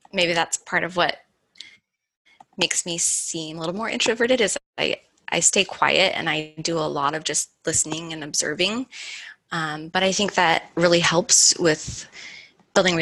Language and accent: English; Utah, United States; I'm from Utah